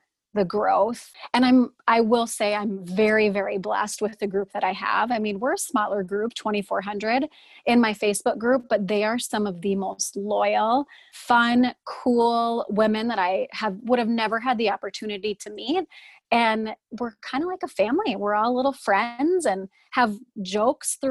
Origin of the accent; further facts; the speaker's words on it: Fargo, North Dakota, United States; I'm from Fargo, North Dakota. Everyone can hear it in my accent, I'm sure.